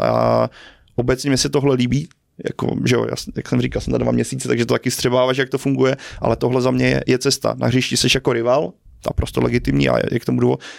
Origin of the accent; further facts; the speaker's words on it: Brno, South Moravian Region, Czechia; moved away as an adult; now in Prague, Czech Republic; rodák z Brna